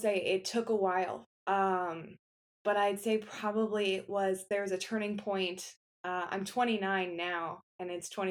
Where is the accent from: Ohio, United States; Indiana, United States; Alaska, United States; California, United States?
Ohio, United States; Akron; now in Cleveland, United States; I am born and raised in Akron, Ohio, currently living in Cleveland, Ohio